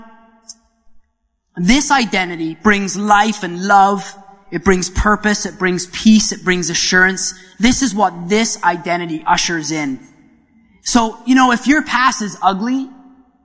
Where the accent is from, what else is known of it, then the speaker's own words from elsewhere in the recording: Canada; moved away; being the Canadian that I am